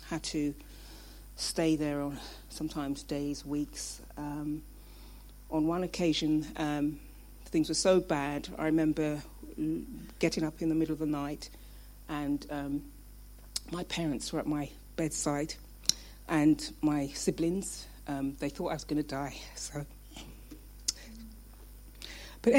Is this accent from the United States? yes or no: no; London, United Kingdom; I was born in London, Brixton, in the 60s. However, my parents were originally from Jamaica